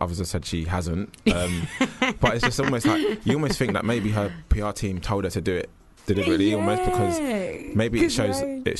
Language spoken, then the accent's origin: English; Jamaica; You know, I'm Jamaican, if that helps.